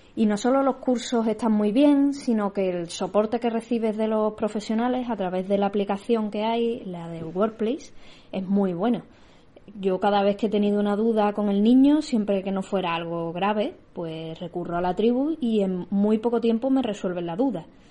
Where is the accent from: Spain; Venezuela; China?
Spain; Seville, Andalusia; las mamis que somos de Sevilla